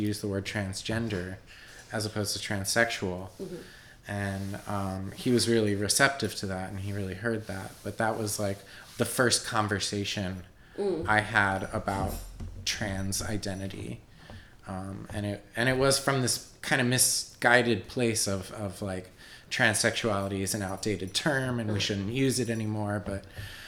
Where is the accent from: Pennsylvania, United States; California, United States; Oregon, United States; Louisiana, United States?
Pennsylvania, United States; Warminster; also born or lived in Meadowbrook, Pennsylvania / Washington, District of Columbia, United States / Philadelphia; I grew up in Warminster, which is a suburb of Philadelphia